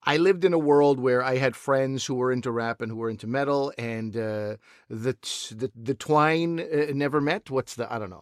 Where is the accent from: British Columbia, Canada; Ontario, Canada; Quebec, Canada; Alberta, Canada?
Quebec, Canada; I grew up in Quebec